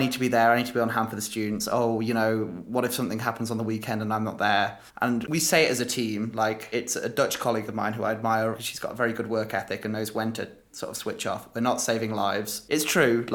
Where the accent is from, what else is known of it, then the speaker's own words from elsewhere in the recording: Derby, East Midlands, United Kingdom; also born or lived in Leicester / Spain / London; I'm from Derby, which is a real non-event town. That's where I grew up. I lived there from when I was born until when I was 10.